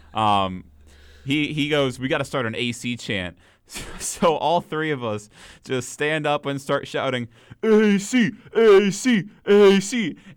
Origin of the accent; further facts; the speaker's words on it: Minnesota, United States; being from Minnesota